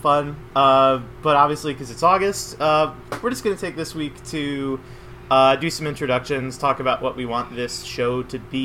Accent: Buffalo, New York, United States; I'm from Buffalo

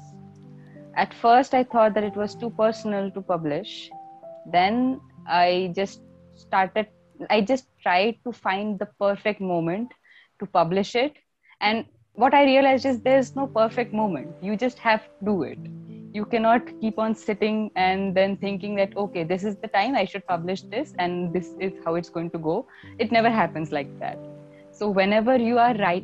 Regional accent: India; I'm a poet from India

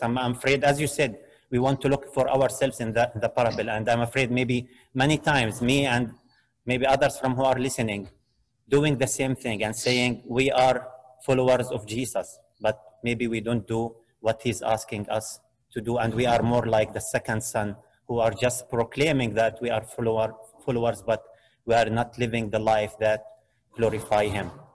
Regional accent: Jordan; now in Canada; I am from Jordan

